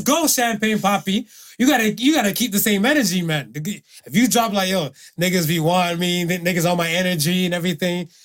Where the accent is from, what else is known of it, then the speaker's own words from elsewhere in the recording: Miami, Florida, United States; now in Canada; we had two white kids and stuff, whatever, growing up in Miami